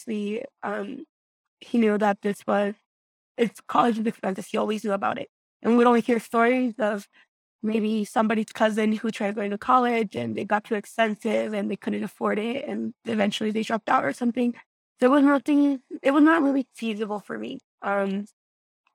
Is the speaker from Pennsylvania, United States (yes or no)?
no; Greeley, Colorado, United States; also born or lived in Guanajuato, Mexico; here in my hometown, Greeley. So, growing up, we would drive by the university all the time